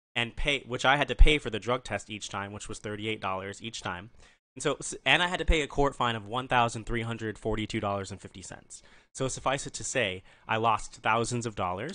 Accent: Nebraska, United States; also born or lived in Arizona; now in Maryland, United States; I'm from Nebraska originally

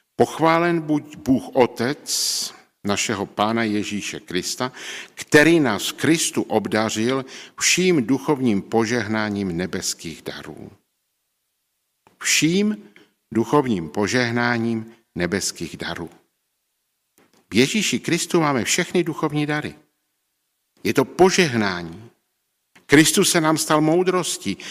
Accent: Czechia; v té naší vesnici, kde jsem, o, odkud pocházím z Neuníka na baráčku

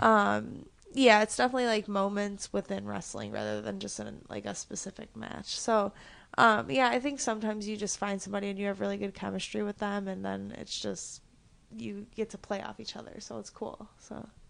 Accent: Chicago, Illinois, United States; also born or lived in Houston, Texas; I knew I still got, like, in-state tuition, so I moved back to Chicago from Houston

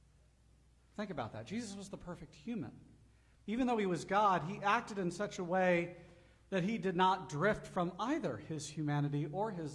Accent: Gulf of Mexico, Gulf Coast, United States; moved away; I grew up on the Gulf of Mexico

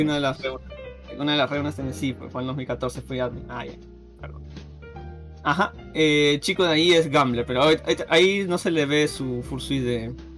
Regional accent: Peru

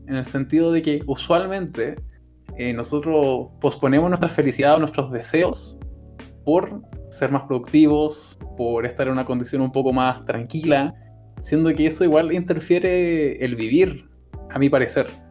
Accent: Chile; nosotros somos chilenos

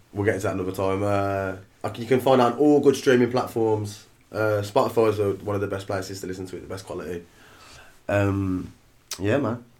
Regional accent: Birmingham, West Midlands, United Kingdom; we grew up in Shardend, the dark, dark streets of Shardend

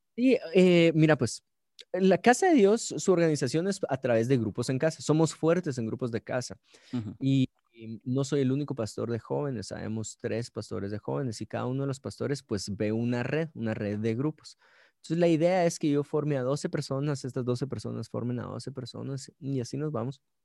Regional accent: Guatemala City, Guatemala Department, Guatemala; soy de Guate, ciudad de Guatemala, nací en la ciudad de Guatemala

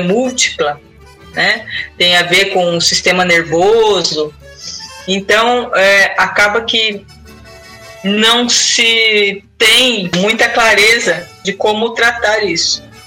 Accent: São Paulo, Brazil; moved away; Eu venho de São Paulo

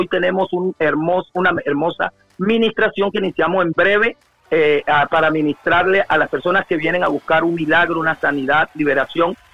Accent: La Gloria, Cesar, Colombia; now in Santa Marta, Colombia; mi pueblo natal donde nací yo, eh, la Gloria Cesar

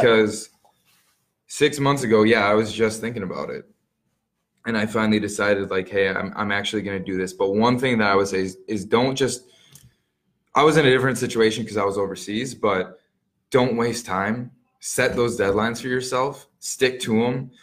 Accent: Muskego, Wisconsin, United States; I grew up in Muskego. Um, went to all the schools there

